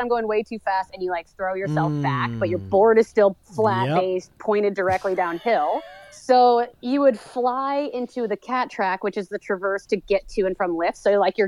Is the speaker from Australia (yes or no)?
no; New York, United States; moved away as an adult; now in Canada; I grew up in New York State